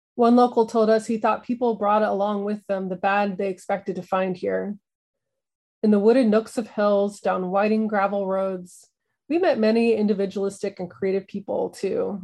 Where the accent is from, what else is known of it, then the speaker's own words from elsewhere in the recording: the Ozarks, United States; moved away as an adult; Growing up in the Ozarks